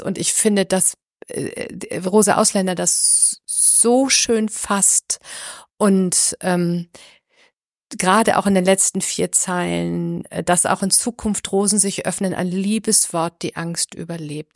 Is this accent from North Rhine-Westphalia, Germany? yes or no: yes; Düsseldorf, North Rhine-Westphalia, Germany; moved away; ich komm aus Düsseldorf. Das ist meine alte, alte Heimat sozusagen, meine alte Gegend